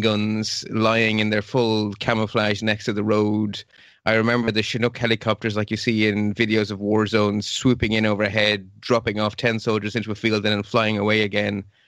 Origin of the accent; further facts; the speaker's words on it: Ireland; also born or lived in Belgium; I'm originally Belgian, but I grew up in Ireland from age four until, well, now. And I lived about ten miles from the border with Northern Ireland.